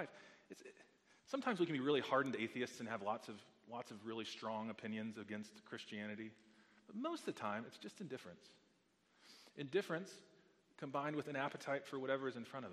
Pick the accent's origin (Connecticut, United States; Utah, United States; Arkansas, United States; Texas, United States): Texas, United States; I grew up playing football in Texas